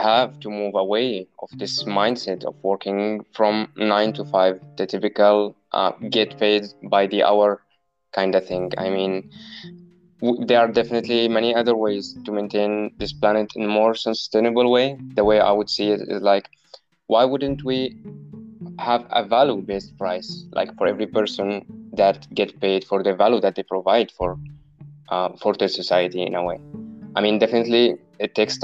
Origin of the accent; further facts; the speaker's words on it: Homs, Homs Governorate, Syria; moved away; I was born in Homs in Syria